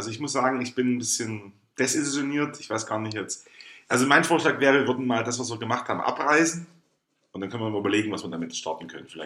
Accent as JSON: {"language": "German", "region": "East Germany", "country": "Germany", "said": "habe ich überhaupt einen Einfluss darauf als ostdeutscher Bürger?"}